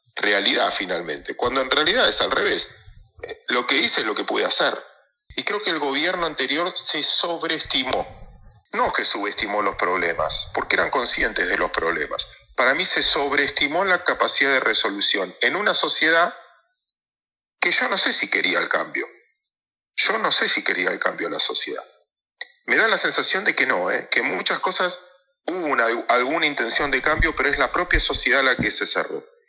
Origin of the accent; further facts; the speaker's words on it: Mar del Plata, Buenos Aires Province, Argentina; Yo soy de Mar del Plata